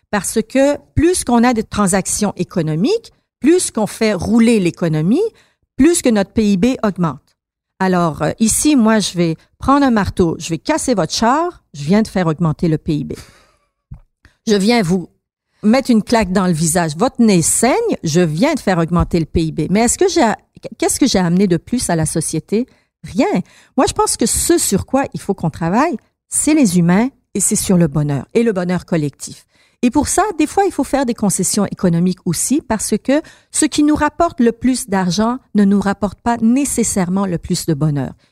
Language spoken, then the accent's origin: French; Iran; now in Montreal, Canada; Moi, moi, je suis une Montréalaise, je suis une Québécoise, je suis une bon une Iranienne avant là, mais Montréalaise et Québécoise.